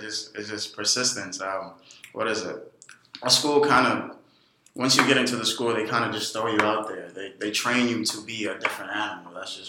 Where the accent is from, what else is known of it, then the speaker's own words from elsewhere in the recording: New York City, New York, United States; also born or lived in Ghana; Corona, Queens. I actually moved here when I was 9. I'm actually originally from Africa, Ghana.